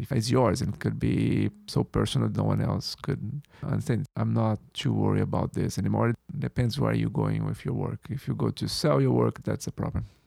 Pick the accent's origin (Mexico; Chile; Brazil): Brazil; moved away as an adult; now in New York, United States; I was born and raised in Brazil.